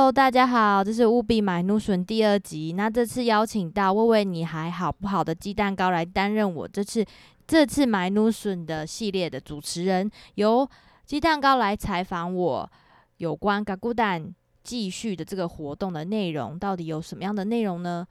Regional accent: Kulaljuc community, Pingtung County, Taiwan; 我的话是鼓楼嘛

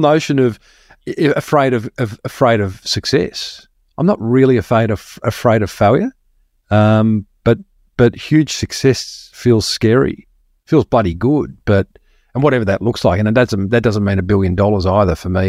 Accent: Melbourne, Victoria, Australia; moved away as an adult; now in Sunshine Coast, Australia; I grew up in Melbourne and moved to the sunny coast.

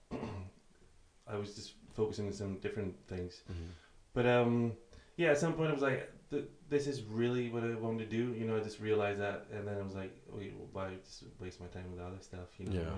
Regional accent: Greece; moved away as an adult; now in Aberdeen, United Kingdom; I'm from Greece originally, and I came here in 2008 for studies.

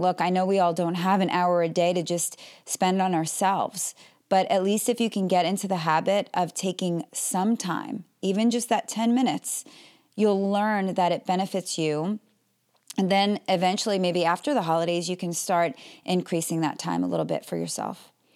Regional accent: Melbourne, Florida, United States; I'm from Melbourne, Florida

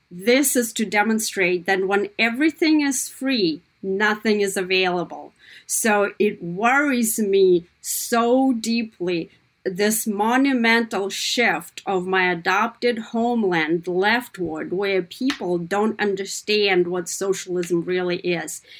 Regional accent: Kazakhstan; now in United States; What was it like growing up in Kazakhstan? I'll tell you this, it was very different than what I'm watching right now my American children growing up

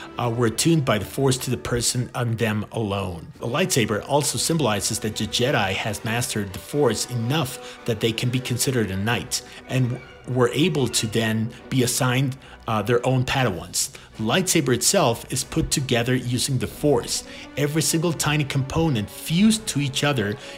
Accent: Mexico; I'm from Mexico.

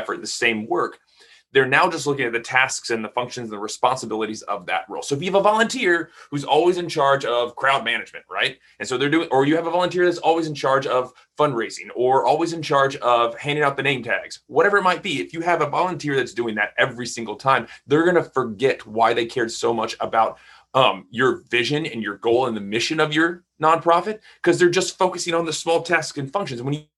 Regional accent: Texas, United States; I'm from Texas

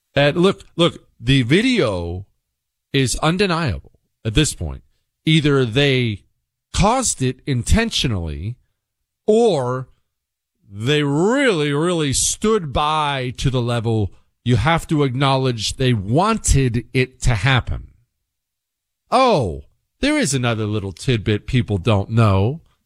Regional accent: Bozeman, Montana, United States; moved away as an adult; also born or lived in Ohio; now in Texas, United States; we moved from Ohio to Bozeman, Montana when I was ten years old and I grew up in the mountains

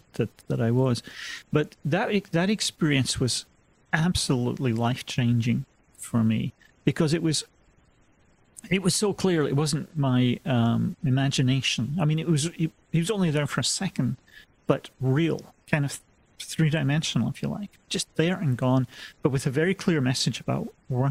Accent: Scotland, United Kingdom; now in United States; I'm originally from Scotland, and you know, gradually had drifted west over the years.

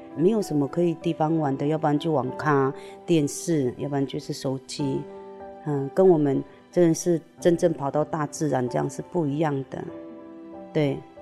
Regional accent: Hongye Village, Wanrong Township, Hualien County, Taiwan; moved away; also born or lived in Sanxia, New Taipei; 然后我出生在花莲万荣乡红叶村

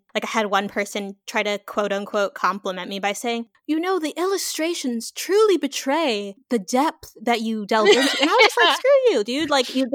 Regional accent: Southern California, United States; moved away; also born or lived in Louisiana; I'm from Southern California. I went to school in Louisiana, Louisiana State University

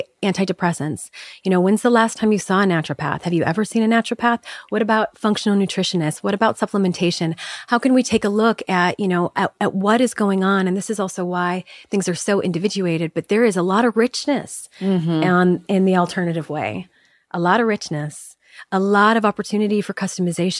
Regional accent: Chicago, Illinois, United States; I grew up in Chicago. I grew up in the Midwest.

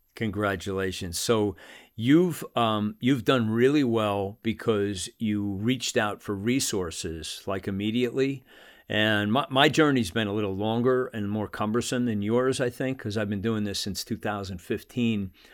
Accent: United States; also born or lived in Salt Lake City; as an American

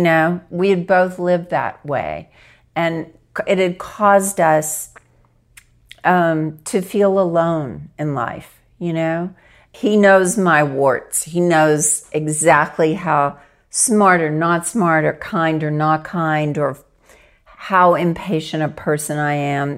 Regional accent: Arkansas, United States; I grew up in Arkansas

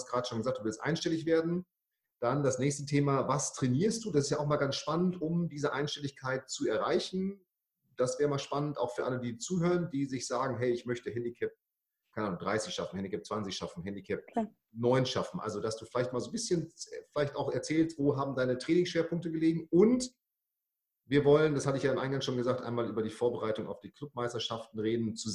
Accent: Bremen, Germany; Du kommst, ich komme aus Bremen, du kommst aus Hamburg, also die zwei verbotenen Städte

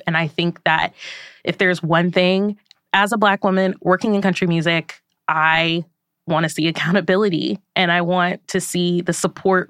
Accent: Florida, United States; moved away; my home state of Florida

